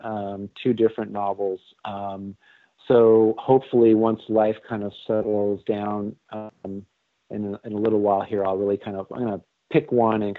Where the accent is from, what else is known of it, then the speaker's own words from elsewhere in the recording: Southern California, United States; It was for a store in Southern California called Gemco